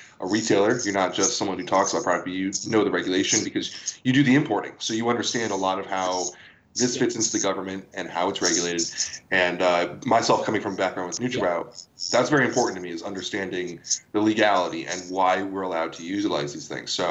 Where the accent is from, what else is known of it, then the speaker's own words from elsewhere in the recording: United States; We're from America